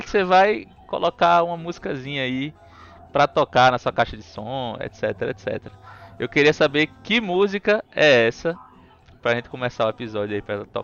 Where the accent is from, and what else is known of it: Recife, Pernambuco, Brazil